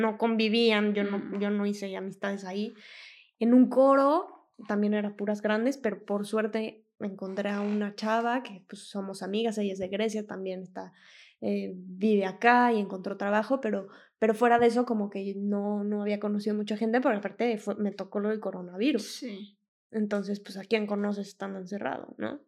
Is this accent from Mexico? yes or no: yes; Mexico City, Mexico; moved away as an adult; now in Mantua, Italy; yo soy de México, de la Ciudad de México